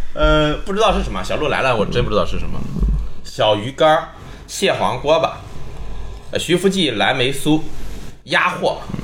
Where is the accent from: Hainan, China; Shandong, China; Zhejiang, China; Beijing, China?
Shandong, China; Linyi; 绝是我们林一登的一个方言